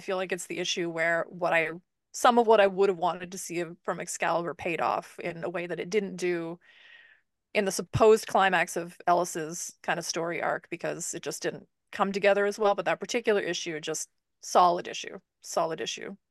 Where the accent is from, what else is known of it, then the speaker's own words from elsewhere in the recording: Canada; speaking as a Canadian